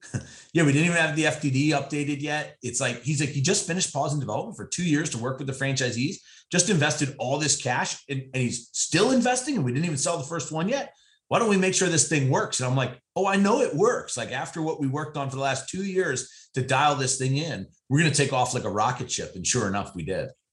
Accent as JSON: {"language": "English", "region": "Eastern Pennsylvania", "country": "United States", "tie": "born or raised there", "said": "push mowing lawns in a local neighborhood where I grew up in Eastern Pennsylvania"}